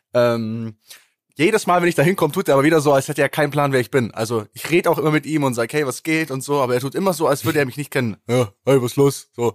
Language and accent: German; Kempten, Bavaria, Germany; bei uns in Kempten